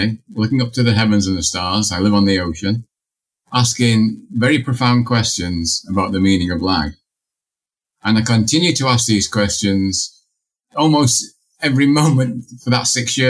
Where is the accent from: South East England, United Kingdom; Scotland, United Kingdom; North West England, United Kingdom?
North West England, United Kingdom; Manchester; I grew up in Manchester, England, in a corner row house with no running hot water.